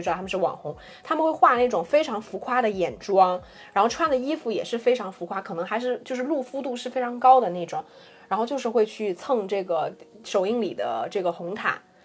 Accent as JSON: {"language": "Chinese", "country": "China", "said": "我们中国人"}